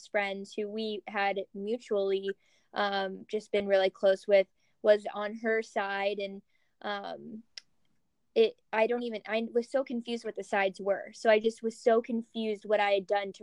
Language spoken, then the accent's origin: English; Kentucky, United States; moved away as an adult; also born or lived in San Francisco, California / Scottsdale, Arizona; now in Los Angeles, United States; I grew up in Kentucky